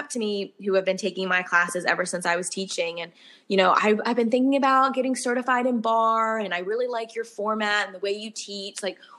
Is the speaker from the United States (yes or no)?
yes; the North, United States; I'm from the North. So down here in the South, like, they really think I'm sassy. I just tell it like it is, as us Northerners usually do.